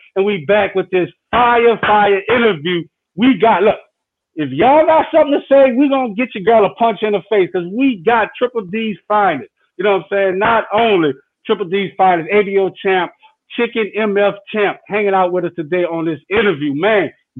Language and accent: English; New Orleans, Louisiana, United States; So, I'm from New Orleans.